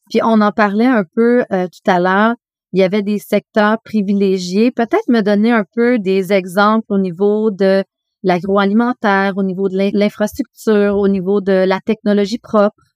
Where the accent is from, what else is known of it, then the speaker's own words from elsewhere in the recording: Canada; also born or lived in Montreal, Canada / Asia; on est canadien